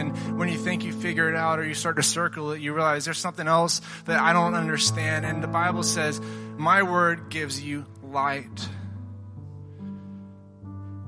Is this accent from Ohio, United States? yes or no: no; Tennessee, United States; I'm from Tennessee